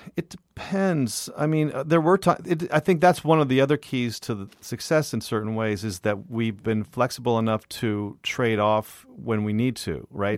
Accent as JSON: {"language": "English", "area": "Bay Area", "region": "California", "country": "United States", "tie": "born or raised there", "also_born_or_lived": "Los Angeles / New York", "moved": "as an adult", "said": "I grew up in the Bay Area, and I went to art school at Otis in L"}